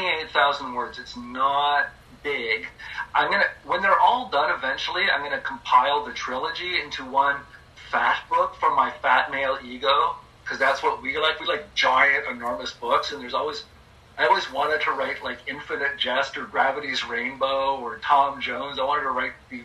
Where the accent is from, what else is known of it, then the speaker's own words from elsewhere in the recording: Canada; also born or lived in Germany; I'm a Canadian